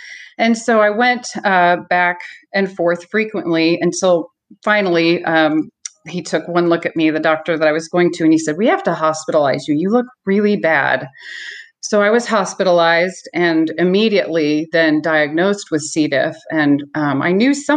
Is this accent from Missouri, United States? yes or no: yes; Columbia, Missouri, United States; I'm from Columbia, Missouri.